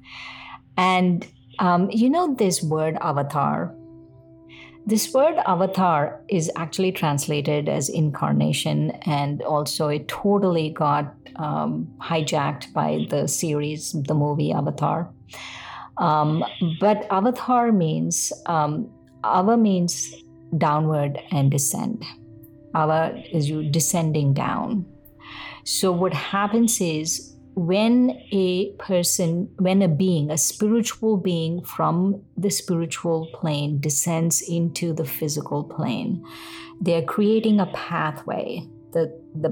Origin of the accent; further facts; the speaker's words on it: India; I'm Indian